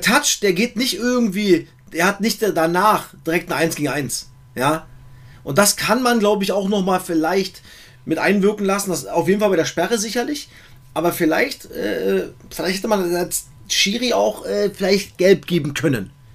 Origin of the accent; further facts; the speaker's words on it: East Germany, Germany; Ich bin halt auch ein Ossi